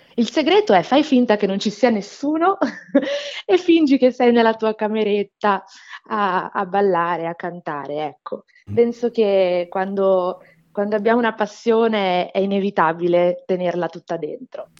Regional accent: Brazil; moved away; Sono brasiliana

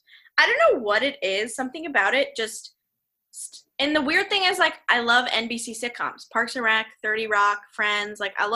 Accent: Columbia, Missouri, United States; Columbia, Missouri.

